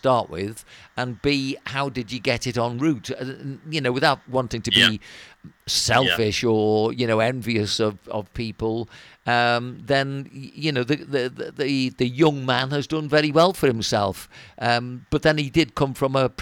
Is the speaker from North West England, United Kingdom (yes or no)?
yes; Wirral, North West England, United Kingdom; we come from Wirral